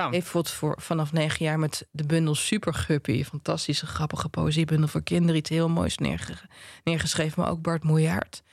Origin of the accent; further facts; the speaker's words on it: Twente, Overijssel, Netherlands; ik kom uit Twente